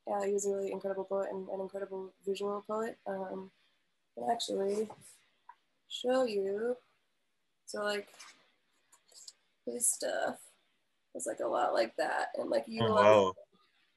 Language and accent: English; Milwaukee, Wisconsin, United States; moved away as an adult; now in Chicago, United States; growing up in the Milwaukee area and living in Milwaukee for the past, you know, 4 or 5 years